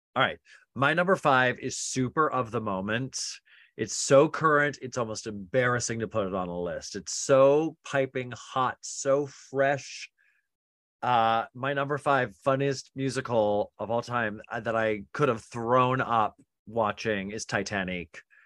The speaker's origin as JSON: {"language": "English", "region": "Utah", "country": "United States", "tie": "born or raised there", "said": "I grew up Mormon in Utah"}